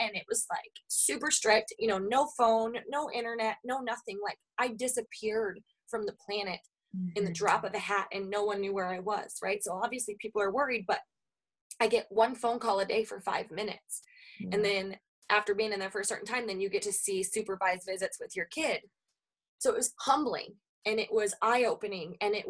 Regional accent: the Bible Belt, United States; now in Minnesota, United States; I come from the Bible Belt. I went. Then I moved to Minnesota, where it was a little bit more common for me to know people that didn't go to church versus where I came from.

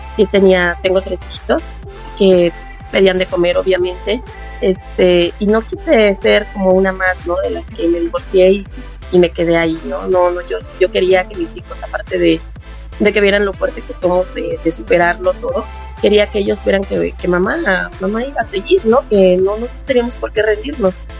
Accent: Acolma, State of Mexico, Mexico; Soy del municipio de Acolma, del pueblo de Juanala

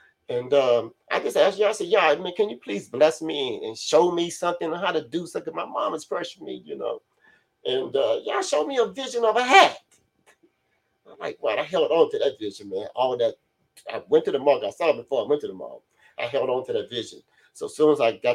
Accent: Carson, California, United States; also born or lived in 81st Street, Los Angeles; I grew up in Carson

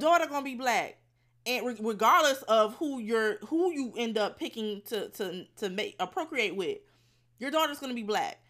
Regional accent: Fort Lauderdale, Florida, United States; I'm from Fort Lauderdale

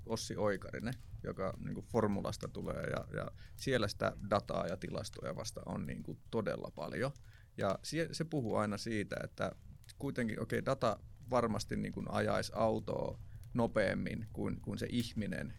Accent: Jyväskylä, Central Finland, Finland; mä tuun Jyväskylästä

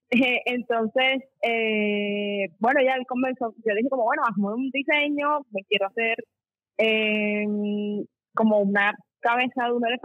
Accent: Cartagena, Bolívar, Colombia; yo acababa de entrar a la universidad a estudiar diseño gráfico acá en, en Cartagena. Soy de Cartagena.

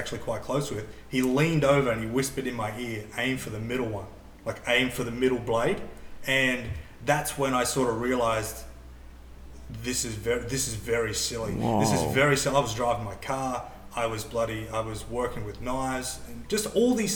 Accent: Hervey Bay, Queensland, Australia; I grew up in Harvey Bay, which is probably 4 hours from the Gold Coast.

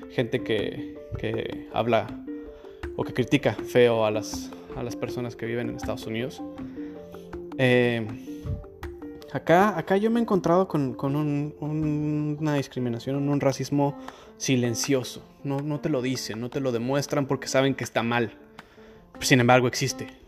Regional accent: Spain; born there; ha habido ocasiones en las que digo que, que nací en España

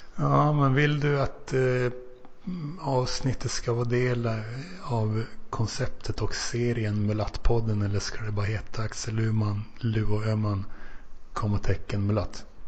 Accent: Finland; now in Sweden; som finne

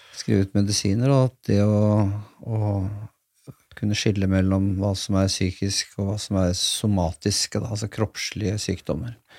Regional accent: Askim, Østfold, Norway; da jeg vokste opp på den tiden jeg vokste opp Jeg kommer fra Askim

